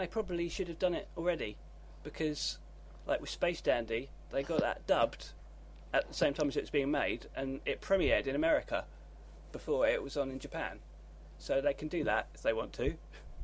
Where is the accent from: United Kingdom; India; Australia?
United Kingdom; I'm British, I say